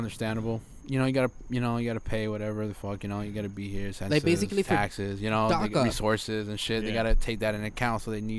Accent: United States; I'm an American citizen. I ain't trying to come for me. I was born here.

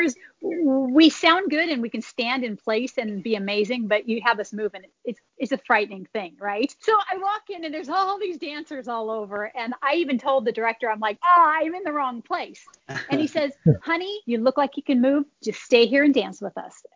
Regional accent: Orange County, California, United States; born or raised there

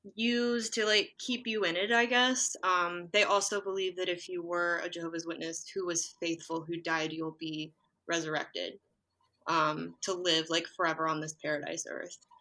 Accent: West Virginia, United States; moved away; also born or lived in Baltimore; I'm from West Virginia and went like I was in a congregation there

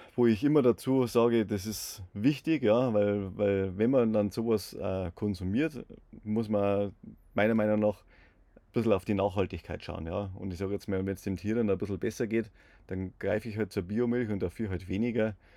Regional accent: Bavaria, Germany; bei uns in Bayern

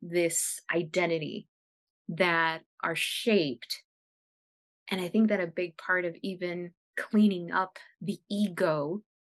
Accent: United States; first language Spanish; English is a second language; First generation American from, you know, an immigrant family.

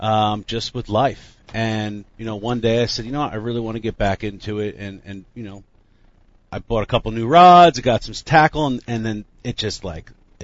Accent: Jefferson Township, New Jersey, United States; I'm from North Jersey originally. I grew up Jefferson Township, Lake Opacon. moved all around New Jersey, but I'm a Jersey guy. I've been here my whole life

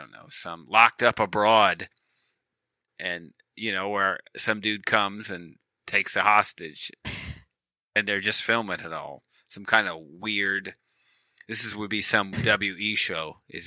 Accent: Monroe, Michigan, United States; my hometown. It's not it. Monroe, Michigan

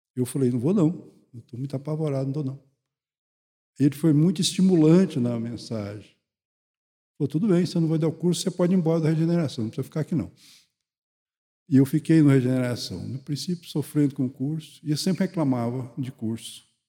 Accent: Goiânia, Goiás, Brazil; eu sou de Goiânia

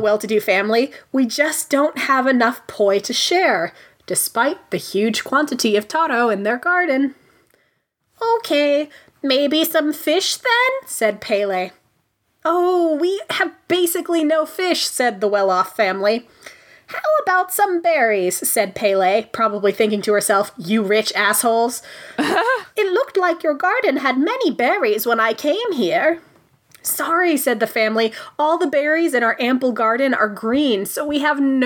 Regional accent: Hawaii, United States; I was born in Hawaii

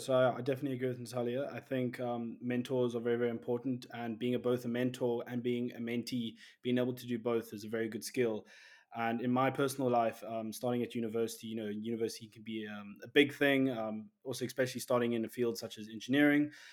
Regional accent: Cape Town, Western Cape, South Africa; I'm from Cape Town, South Africa

